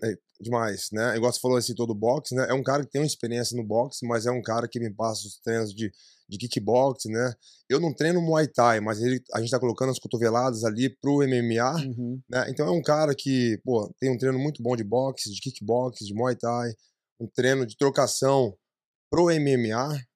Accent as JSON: {"language": "Portuguese", "area": "ABC", "region": "São Paulo", "country": "Brazil", "moved": "as an adult", "lives_now": "United States", "said": "eu sou do ABC"}